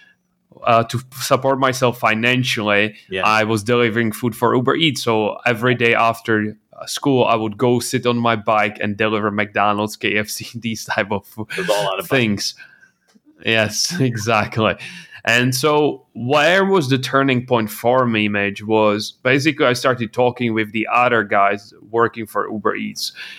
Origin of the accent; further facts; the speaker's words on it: Czechia; English is a second language; I come from the Czech Republic. My parents are normal employees.